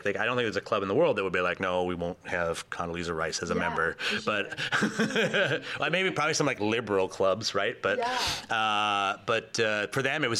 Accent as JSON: {"language": "English", "region": "Maine", "country": "United States", "said": "I'm from Maine, so I'm more familiar with the eastern part of Canada."}